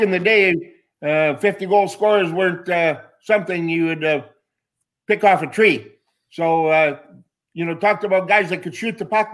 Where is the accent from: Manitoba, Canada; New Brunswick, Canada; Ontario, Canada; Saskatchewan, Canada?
Manitoba, Canada; Winnipeg; moved away as an adult; growing up in Winnipeg